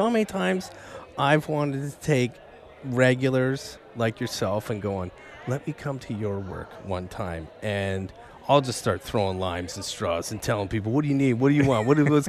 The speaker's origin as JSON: {"language": "English", "town": "Lucan", "region": "Ontario", "country": "Canada", "tie": "born or raised there", "moved": "as an adult", "lives_now": "Vancouver, Canada", "said": "I come from a very small town in Ontario called Lucan, Ontario."}